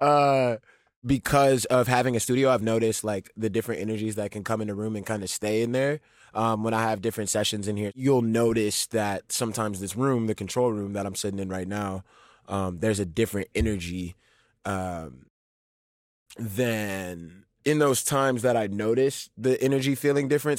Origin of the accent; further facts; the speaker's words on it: New Orleans, Louisiana, United States; born and raised in New Orleans